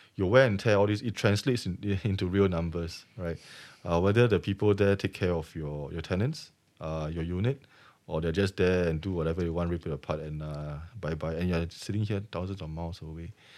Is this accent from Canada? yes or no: no; Singapore; I'm Singaporean